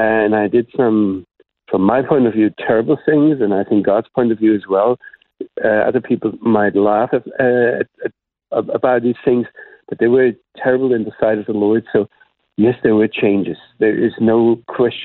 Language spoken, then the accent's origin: English; Black Forest, Baden-Württemberg, Germany; first language German; English is a second language; moved away as an adult; also born or lived in Mainz, Germany; now in Jerusalem, Israel; my parents took me away from there very soon, and I grew up in the Black Forest area.